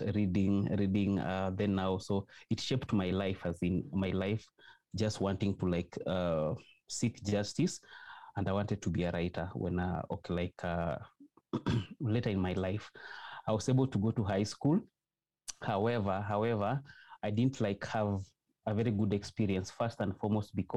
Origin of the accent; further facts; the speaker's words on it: Western Kenya, Kenya; also born or lived in Kampala, Uganda; I was born in Kenya in a small village. It's in the western part of Kenya